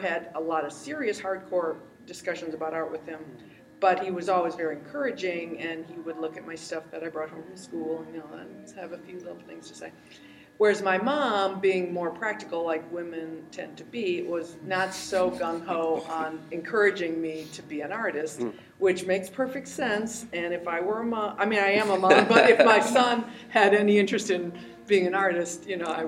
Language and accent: English; Chicago, Illinois, United States; I grew up in Chicago.